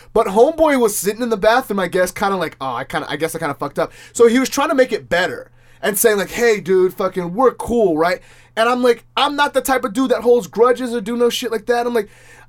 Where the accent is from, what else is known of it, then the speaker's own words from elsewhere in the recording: Orange County, California, United States; I'm from Orange County